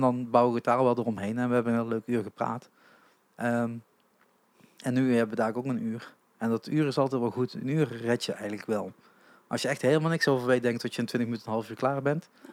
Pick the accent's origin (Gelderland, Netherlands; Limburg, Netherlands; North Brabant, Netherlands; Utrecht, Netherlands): Limburg, Netherlands; als Limburger